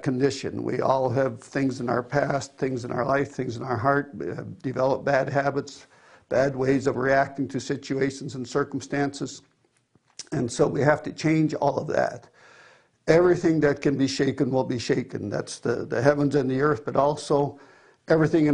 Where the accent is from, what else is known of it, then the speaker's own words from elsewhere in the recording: Cambridge, Ontario, Canada; I am from Cambridge, Ontario, Canada